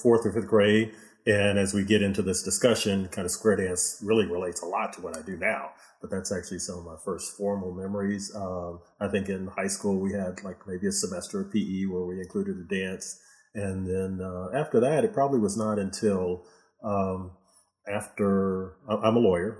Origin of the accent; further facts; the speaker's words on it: Houston, Texas, United States; also born or lived in Michigan; mostly in Houston. Uh, yeah, I was born in, in Michigan, but uh, since I was six years old, I've been in Houston